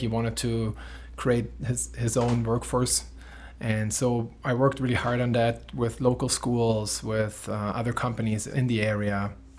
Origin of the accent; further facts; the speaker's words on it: Germany; moved away as an adult; now in Wauwatosa, United States; I'm 35 years old. I was born and raised in Germany. I live in Wauwatosa now with my beautiful wife and two kids.